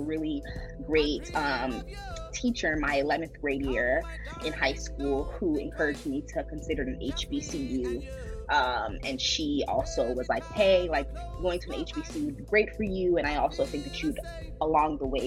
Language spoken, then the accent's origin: English; Fort Lauderdale, Florida, United States; moved away as an adult; also born or lived in Washington, D.C. / North Carolina; now in Durham, United States; I am originally from Fort Lauderdale, Florida, which I think is one of the best places to live ever. I was born and raised there.